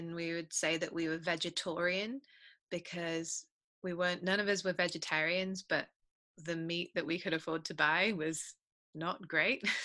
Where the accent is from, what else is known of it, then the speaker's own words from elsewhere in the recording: United Kingdom; I'm British.